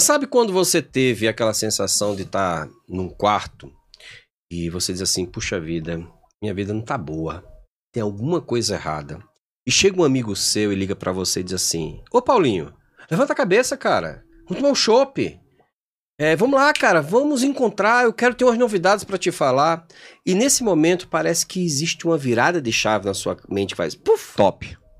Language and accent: Portuguese; João Pessoa, Paraíba, Brazil; lá em João Pessoa, minha terra